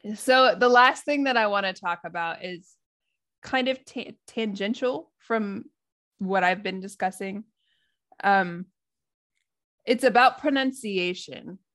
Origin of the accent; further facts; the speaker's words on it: United States; accent: American; now in Japan; my American accent